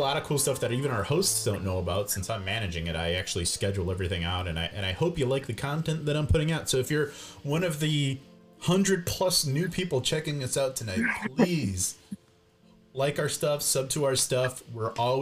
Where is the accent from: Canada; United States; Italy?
United States; Midwest; We're from the Midwest